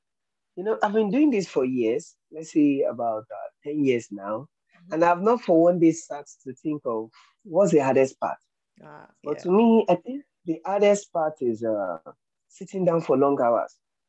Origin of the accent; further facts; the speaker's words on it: Nigeria; I'm a Nigerian and I'm a painter